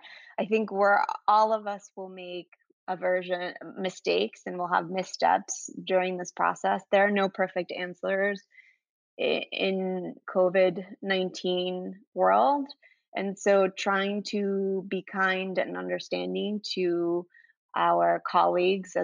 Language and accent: English; Venezuela; now in New York City, United States; I'm originally from South America, Venezuela.